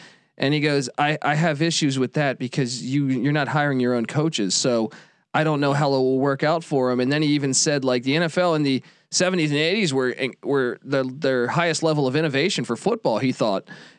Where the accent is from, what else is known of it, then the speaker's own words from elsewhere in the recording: Washington, District of Columbia, United States; I grew up in the Washington DC area.